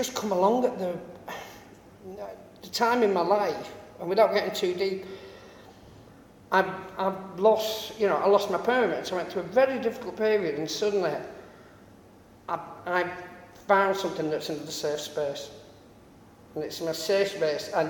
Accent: United Kingdom; I live in my hometown

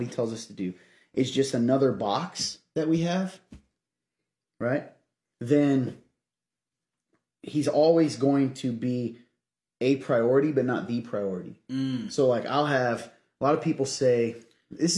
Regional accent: Kentucky, United States; moved away; I'm from Kentucky originally

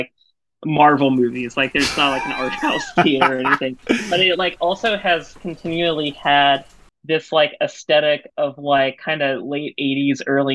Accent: San Antonio, Texas, United States; growing up where I grew up in San Antonio, Texas, in the like late 90s and early 2000s

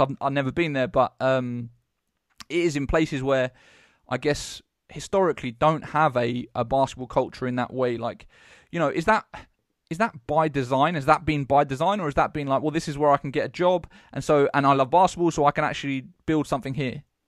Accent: Eastbourne, South East England, United Kingdom; growing up in Eastbourne

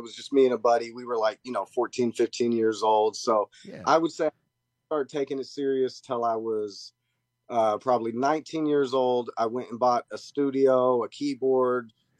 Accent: Wichita, Kansas, United States; also born or lived in Redbud, Illinois / Pittsburgh, Kansas / Omaha, Nebraska; now in Florida, United States; I was born in Redbud, Illinois, moved to another place in Illinois I can't think of, Pittsburgh, Kansas, then Omaha, Nebraska, then Wichita, Kansas, and that's where I spent my teens, so I say Wichita, okay.

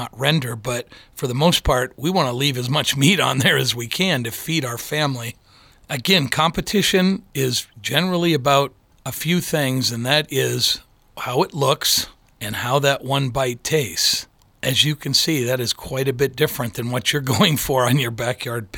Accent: Michigan, United States; now in Colorado, United States; I grew up in Michigan

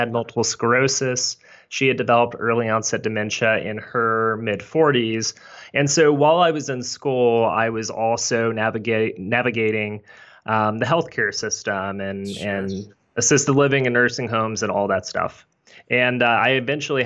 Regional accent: Shreveport, Louisiana, United States; So I grew up in North Louisiana, right outside of Shreveport

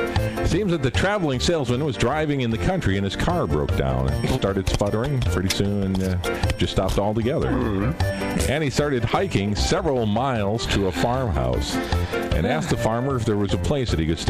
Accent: Oshkosh, Wisconsin, United States; I'm from Oshkosh

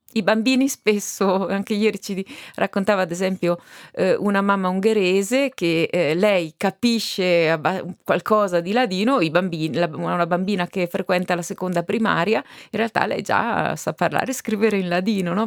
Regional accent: Val di Fiemme, Trentino-Alto Adige, Italy; noi fiamazzi

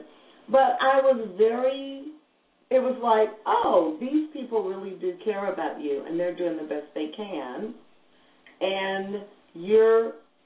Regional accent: St. Louis, Missouri, United States; I'm African American, and I grew up in St. Louis

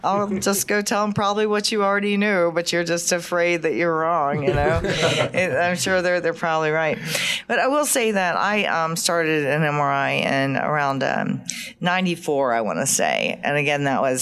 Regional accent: Georgia, United States; accent: deep southern; I'm proud of my Southern roots.

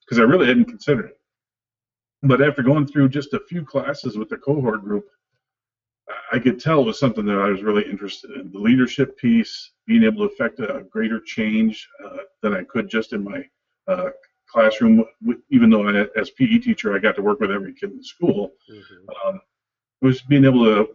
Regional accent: Wisconsin, United States; also born or lived in Northeast Illinois; I had the opportunity to move back to Wisconsin near my hometown

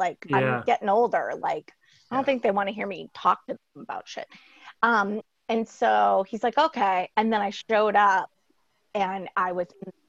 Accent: Maine, United States; now in Boston, United States; I grew up in Maine and I'm a strong swimmer. And I also grew up on boats

